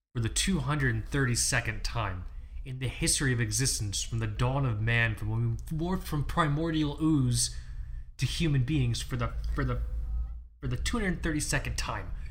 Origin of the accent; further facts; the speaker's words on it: Fort Lauderdale, Florida, United States; I'm from Fort Lauderdale, I'm from the east coast of Florida